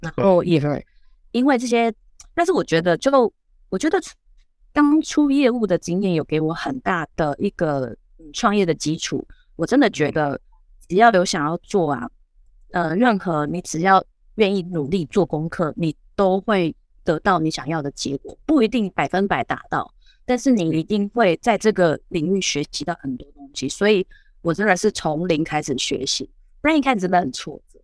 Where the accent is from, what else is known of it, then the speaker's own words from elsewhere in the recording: southern Taiwan, Taiwan; 我是南部人